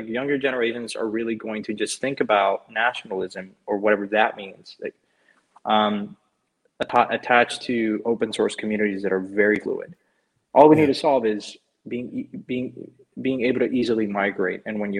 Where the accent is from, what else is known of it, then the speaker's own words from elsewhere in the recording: Mexico; English is a second language; I wrote about this like a long time, just growing up in Mexico.